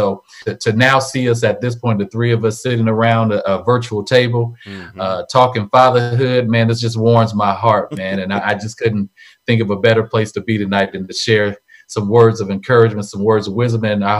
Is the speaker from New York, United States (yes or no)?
no; Vallejo, California, United States; moved away as an adult; now in Sacramento, United States; And so I'm just proud to be born and raised in Vallejo, California.